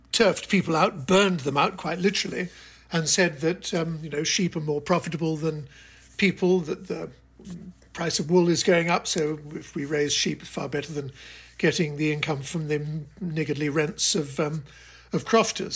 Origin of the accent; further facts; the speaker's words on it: United Kingdom; moved away as an adult; also born or lived in Hong Kong; now in United States; I'm British